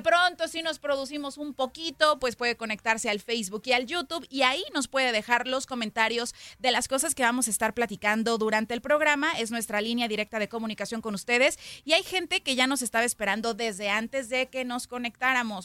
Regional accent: Guadalajara, Jalisco, Mexico; hablando como tapatía, pues en Jalisco

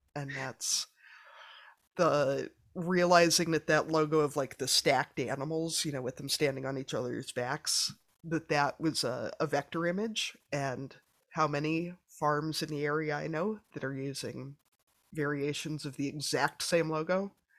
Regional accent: Midwest, United States; I'm a Midwesterner

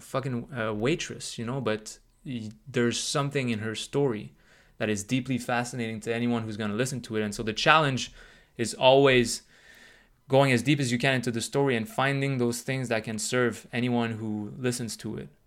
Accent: Canada; also born or lived in United States; I'm Canadian

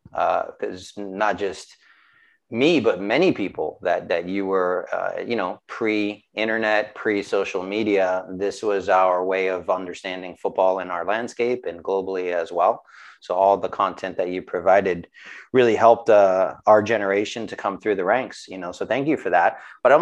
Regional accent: New York City, New York, United States; growing up in Brooklyn

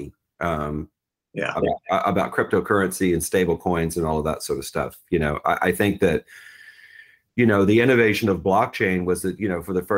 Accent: New Orleans, Louisiana, United States; moved away as an adult; also born or lived in Charlottesville, Virginia / Miami / New York; I grew up in New Orleans.

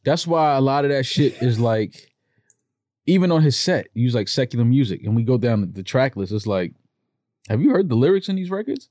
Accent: New York, United States; I'm from New York. We from the city

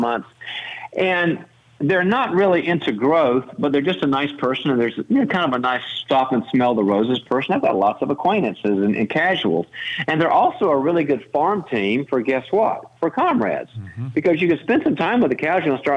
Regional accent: North Carolina, United States; now in California, United States; I'm originally from the South. We've been Barbie and I raised the kids in California, but I'm originally from North Carolina

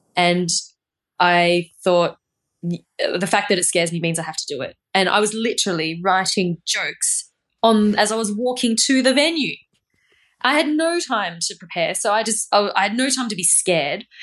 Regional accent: Australia; moved away

